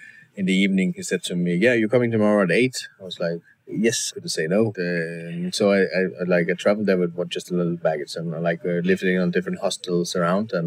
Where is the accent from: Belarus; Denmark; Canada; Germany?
Denmark; Randers, Central Denmark Region; English is a second language; moved away as an adult; also born or lived in London, United Kingdom; now in Copenhagen, Denmark; I coming, as I said, from this very farmer family where we didn't speak any word English at all